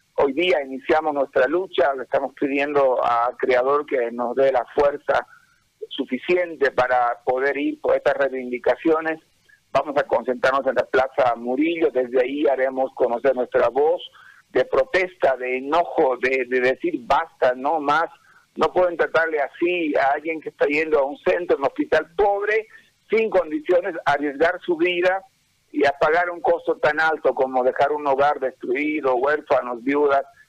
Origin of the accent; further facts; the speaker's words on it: Bolivia; que tenemos como pueblo, como bolivianos